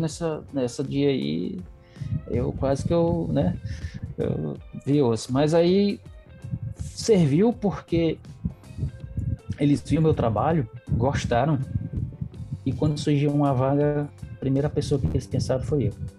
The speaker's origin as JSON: {"language": "Portuguese", "region": "interior of Ceará", "country": "Brazil", "tie": "born or raised there", "moved": "yes", "lives_now": "Caucaia, Brazil", "said": "eu vim do interior, vim bem do interior, morei em Canto Brabo que não tinha nem energia"}